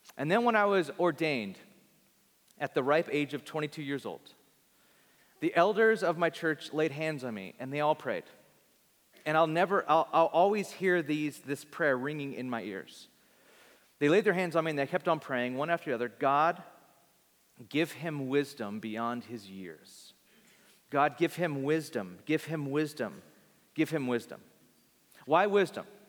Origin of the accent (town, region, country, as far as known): Bakersfield, California, United States; born or raised there